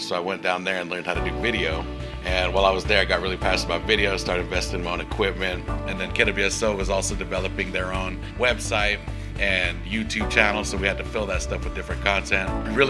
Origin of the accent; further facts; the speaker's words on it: Warm Springs, Oregon, United States; I grew up in Warm Springs.